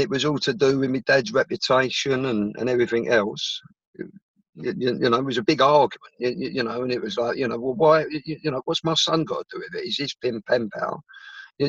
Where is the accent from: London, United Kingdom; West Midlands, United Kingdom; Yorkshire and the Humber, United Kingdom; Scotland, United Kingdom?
London, United Kingdom; also born or lived in Islington; I was born in London. I was born in Merton. I was brought up in Merton as a young kid.